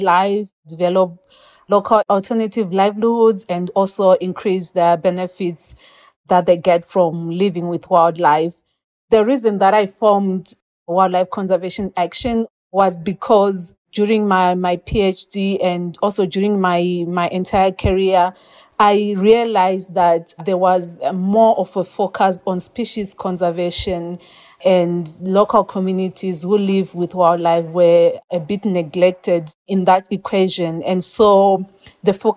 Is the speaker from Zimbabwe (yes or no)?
yes; Chiredzi, Masvingo, Zimbabwe; moved away as an adult; now in Harare, Zimbabwe; I'm not originally from Harare. So I grew up in a small town called Chiredzi, which is in the Lower Veld of Zimbabwe